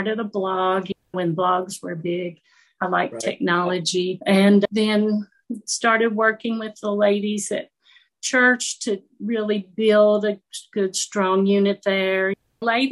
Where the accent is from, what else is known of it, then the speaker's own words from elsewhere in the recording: Mount Sterling, Kentucky, United States; I'm from Mount Sterling, and that's where I am now, back in Mount Sterling, Kentucky, about 30 miles east of Lexington.